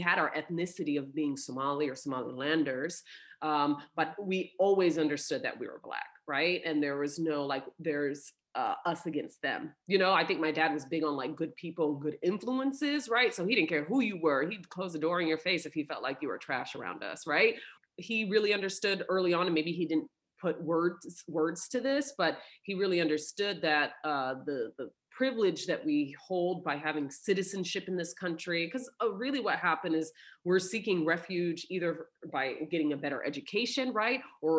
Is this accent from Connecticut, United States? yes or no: no; Oklahoma, United States; born there; Weird fact here, I was born in Oklahoma because that's where my dad went to undergrad, right?